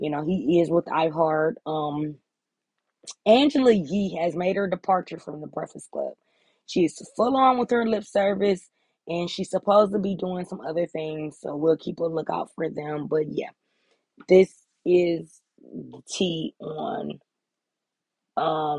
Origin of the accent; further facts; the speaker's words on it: United States; I'm from America